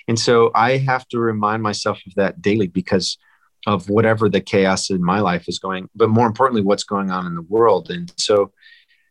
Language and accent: English; Wisconsin, United States; I grew up in Wisconsin.